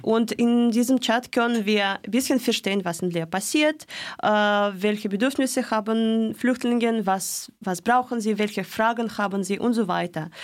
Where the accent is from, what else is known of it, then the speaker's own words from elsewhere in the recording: Moscow, Russia; German is a second language; moved away as an adult; now in Freiburg, Germany; in, in Moskau geboren und auch gewachsen.